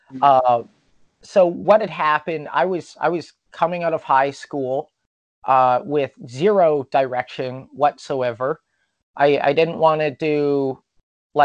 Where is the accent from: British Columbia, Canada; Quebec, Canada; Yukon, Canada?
British Columbia, Canada; Prince George; now in Vancouver, Canada; I grew up in Prince George